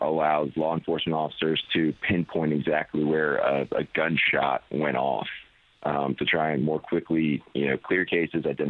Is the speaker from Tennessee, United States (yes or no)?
no; Pensacola Beach, Florida, United States; my hometown.